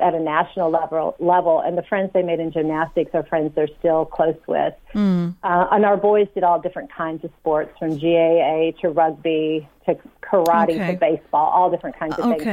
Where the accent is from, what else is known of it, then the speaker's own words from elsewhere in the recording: United States; now in Ireland; I'm originally from the States